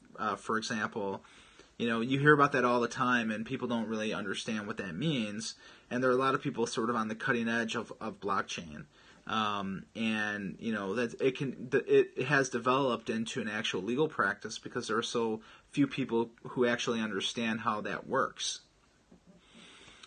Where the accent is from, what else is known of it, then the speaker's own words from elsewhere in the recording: Chicago, Illinois, United States; I'm actually from Chicago as well